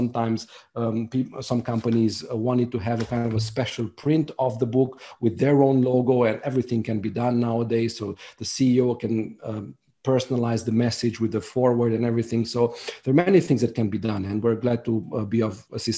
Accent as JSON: {"language": "English", "country": "Romania", "second_language": "English", "said": "I'm from Romania, so is my co-author. The book was translated by a professional translator, but we wanted to make sure that the book sounds really good in English"}